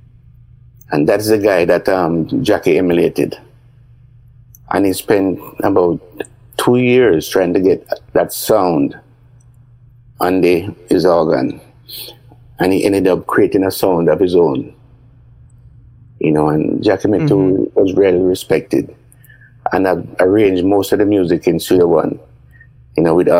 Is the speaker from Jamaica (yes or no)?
yes; Jamaica; now in London, United Kingdom; I'm a Jamaican, but I'm Jamish now, English and Jamaican